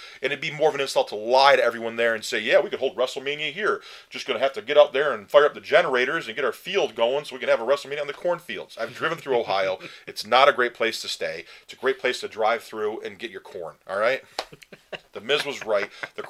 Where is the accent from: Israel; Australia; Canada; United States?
Canada; I don't know why I would ever admit I'm from Canada, but whatever.